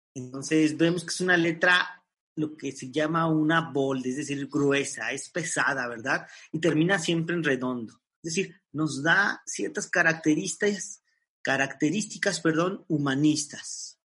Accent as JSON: {"language": "Spanish", "country": "Mexico", "said": "para nosotros como mexicanos"}